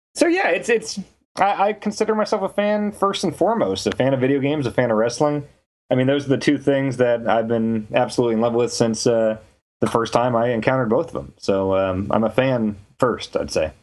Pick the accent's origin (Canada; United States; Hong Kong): United States; Kansas; moved away as an adult; also born or lived in Minnesota; now in San Francisco, United States; I grew up in Kansas. I moved to Minnesota for, uh, for Game Informer.